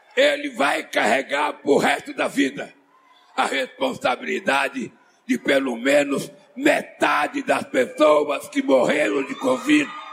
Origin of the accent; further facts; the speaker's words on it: Brazil; eu sou brasileiro